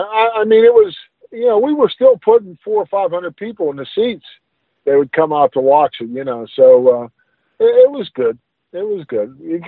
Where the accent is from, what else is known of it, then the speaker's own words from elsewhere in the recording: right outside of Pittsburgh, Pennsylvania, United States; in my hometown up here, right outside of Pittsburgh, back in the day when the steel mills were running strong